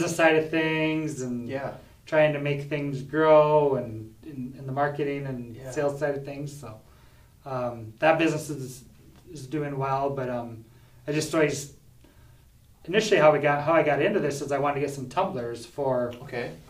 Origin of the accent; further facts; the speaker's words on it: Isabel, South Dakota, United States; I was born and raised in Isabel, South Dakota, which is the northwest part of the state, about 60 miles west of Mobridge.